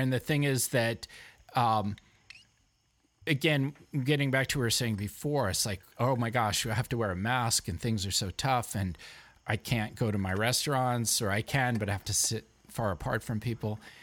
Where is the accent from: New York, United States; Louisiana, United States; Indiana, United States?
New York, United States; New York City; now in Vermont, United States; I'm a New Yorker